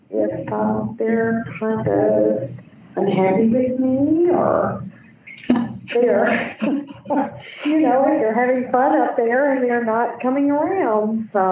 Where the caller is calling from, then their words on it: Orange Beach, Alabama, United States; Right now, I'm calling from Orange Beach, Alabama.